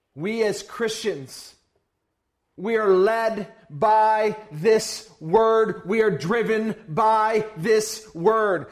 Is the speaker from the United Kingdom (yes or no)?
no; Uganda; I'm from Uganda